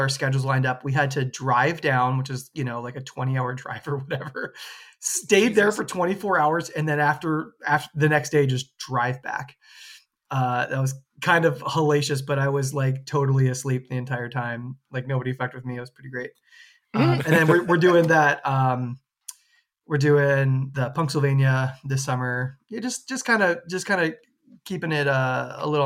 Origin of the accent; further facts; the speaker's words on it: United States; I'm American